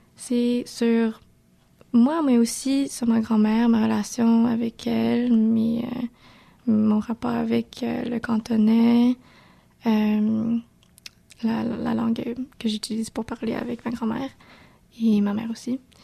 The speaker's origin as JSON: {"language": "French", "town": "Montreal", "region": "Quebec", "country": "Canada", "said": "si je disais Montréal"}